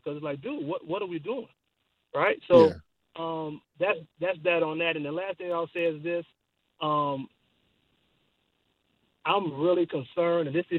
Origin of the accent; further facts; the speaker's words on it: Miami, Florida, United States; I'm from Miami, born and raised in Liberty City.